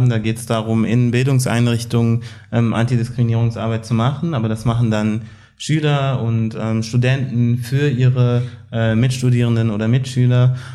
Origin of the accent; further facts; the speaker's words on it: Germany; Ich habe auch einen deutschen Pass. Ich bin auch Deutscher. Ich bin, Uwe, ich bin auch Deutscher.